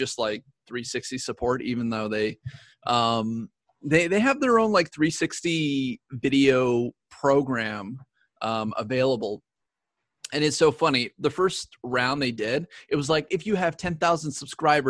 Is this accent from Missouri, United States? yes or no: no; Tulalip Indian Reservation, Washington, United States; I'm actually from a reservation. Like I'm from the Tulalip Indian Reservation. Like, that's where I grew up.